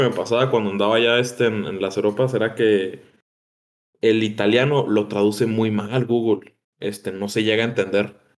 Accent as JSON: {"language": "Spanish", "country": "Mexico", "said": "pues de México."}